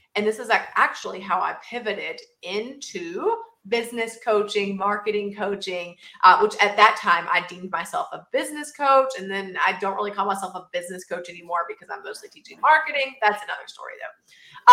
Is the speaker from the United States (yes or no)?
yes; southern Georgia, United States; I am actually from a very small town in southern Georgia